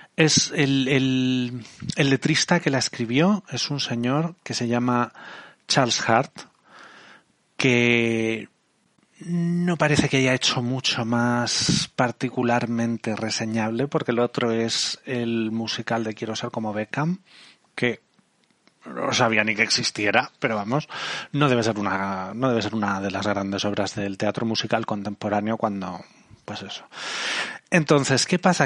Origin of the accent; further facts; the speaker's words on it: Spain; de España